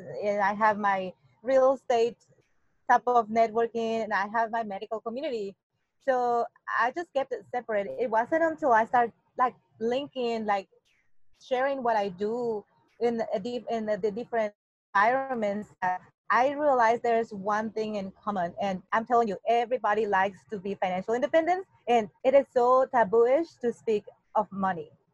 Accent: Mexico City, Mexico; English is a second language; moved away as an adult; now in United States; I was born and raised in Mexico and living in the Mexico City

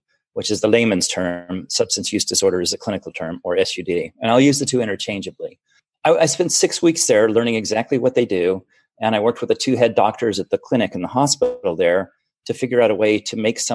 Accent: Florida, United States; also born or lived in Germany; now in Seattle, United States; I grew up in Florida

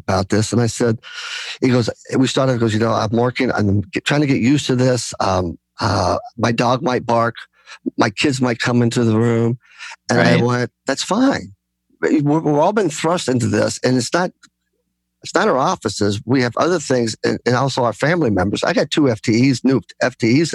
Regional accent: United States; I'm Greek American, so I come from a very gregarious background, family

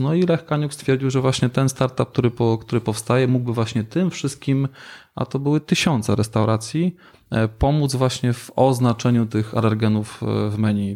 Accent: Silesian Voivodeship, Poland; U nas na Śląsku

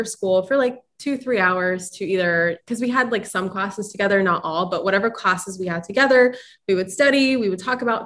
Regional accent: Ukraine; moved away; I was born in Ukraine

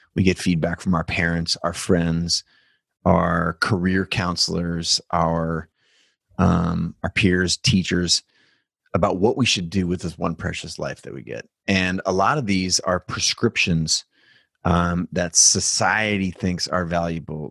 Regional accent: United States; I was born in America

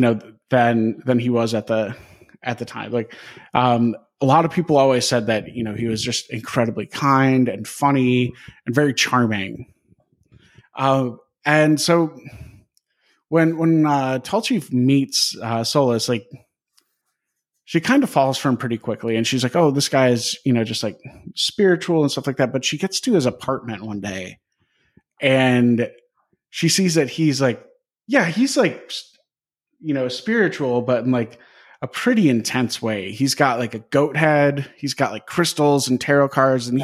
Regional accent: Wisconsin, United States; I grew up in Wisconsin

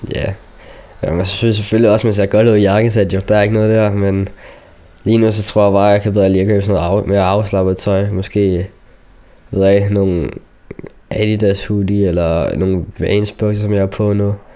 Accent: Denmark; also born or lived in Chile; Jeg er dansker, men jeg er mørkehuden

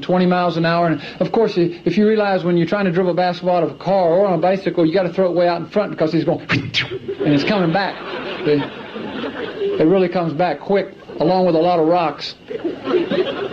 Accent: Clemson, South Carolina, United States; I grew up in Clemson, South Carolina

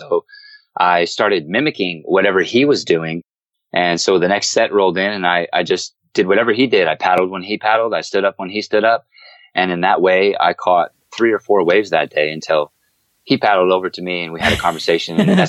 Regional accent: Sacramento, California, United States; also born or lived in Wisconsin; I grew up in Sacramento, California, the capital here. And I grew up in the inner city, so I was kind of landlocked. I grew up in a single parent home.

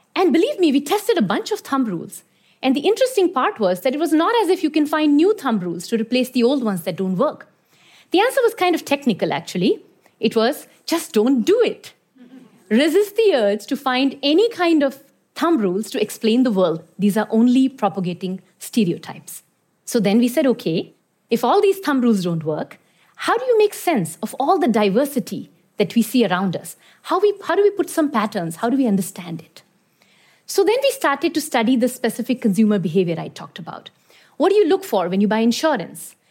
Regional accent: Iran; moved away; also born or lived in India; I was born in India, but I grew up in Iran

